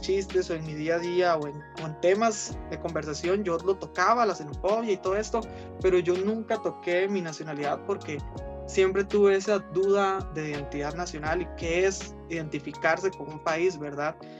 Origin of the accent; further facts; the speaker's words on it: Costa Rica; also born or lived in Nicaragua; yo hablaba como cualquier otro chiquito de, aquí, digamos, porque me crié aquí.